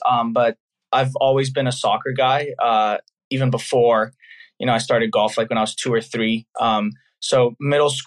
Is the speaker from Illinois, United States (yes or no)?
no; San Diego, California, United States; also born or lived in Los Angeles; I'm originally from San Diego, lived there my whole life